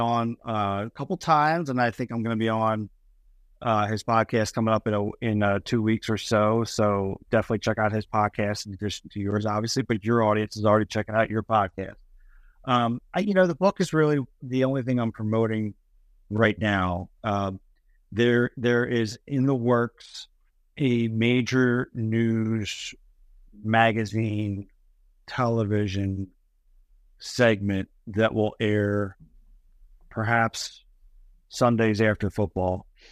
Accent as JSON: {"language": "English", "town": "Camden", "region": "New Jersey", "country": "United States", "tie": "born or raised there", "said": "I was born in Camden, New Jersey"}